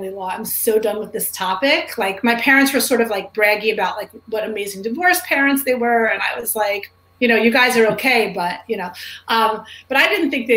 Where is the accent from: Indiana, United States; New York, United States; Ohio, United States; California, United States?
New York, United States; New York City; I grew up in New York City